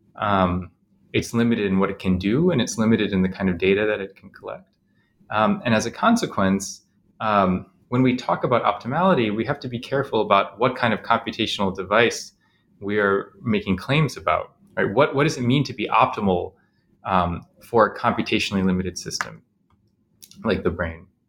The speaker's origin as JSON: {"language": "English", "town": "Chicago", "region": "Illinois", "country": "United States", "tie": "born or raised there", "said": "I grew up in Chicago mostly"}